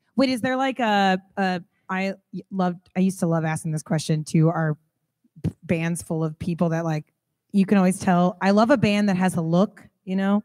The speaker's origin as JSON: {"language": "English", "town": "Kansas City", "country": "United States", "said": "I'm from Kansas City"}